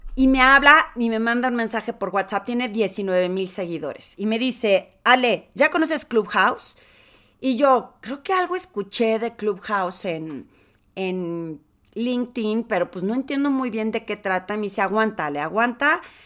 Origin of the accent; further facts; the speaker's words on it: Torreón, Coahuila, Mexico; accent: lagunera; moved away as an adult; also born or lived in Mexico City; yo soy de Torreón, podría ser como sentido común que me conozcan, pero pues me salí hace 27 años